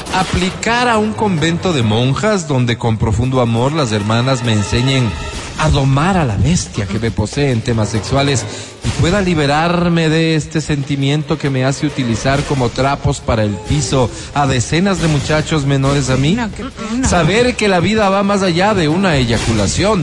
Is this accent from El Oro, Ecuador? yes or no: no; Quito, Pichincha, Ecuador